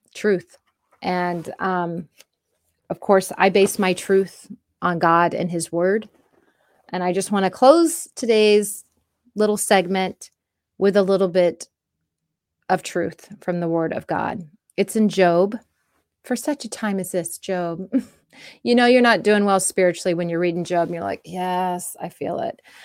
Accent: United States; us as the American people

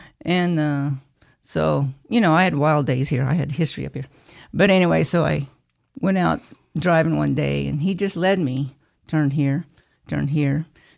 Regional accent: Jordan Valley, Oregon, United States; Well, actually, I was raised here in Jordan Valley. We had a ranch outside of Jordan. And most of the ranch and the house was in Idaho.

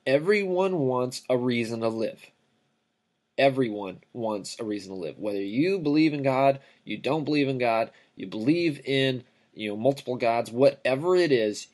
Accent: Riverside, California, United States; I grew up in Southern California, city of Riverside, California

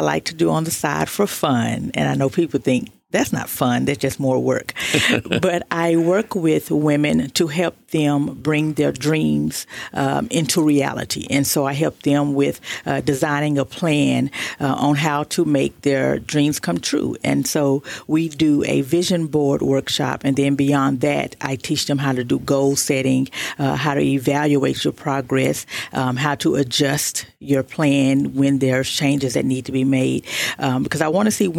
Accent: Fort Worth, Texas, United States; now in Tyler, United States; Correct. I'm from Fort Worth, Texas.

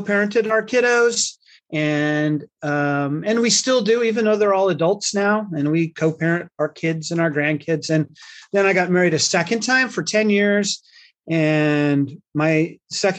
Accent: Salt Lake City, Utah, United States; I come from Salt Lake City, of all places

